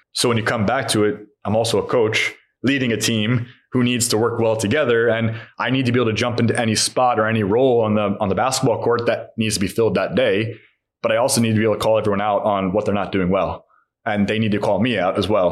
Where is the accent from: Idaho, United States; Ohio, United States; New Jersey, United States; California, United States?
California, United States; beach cities near Los Angeles; moved away as an adult; also born or lived in Long Island, New York; now in Hungary; I come from America, so I understand the American suburb. My dad was working in New York, we lived Long Island, and same thing with LA. We were in these beach cities. I grew up in the beach city, and he they both worked